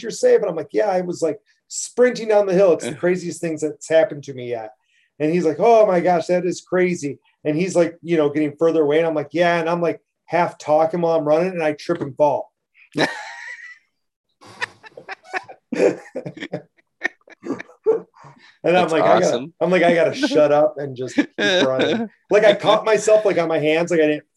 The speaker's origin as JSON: {"language": "English", "town": "Hell", "region": "Michigan", "country": "United States", "tie": "born or raised there", "said": "I grew up just outside of Hell"}